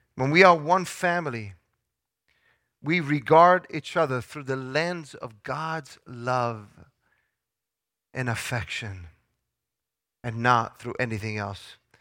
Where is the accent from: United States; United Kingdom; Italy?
Italy; moved away; I grew up in Italy